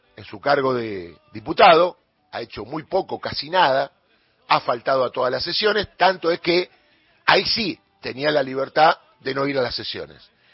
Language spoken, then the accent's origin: Spanish; Argentina; que lo que gane acá sea en mi tierra, en mi lugar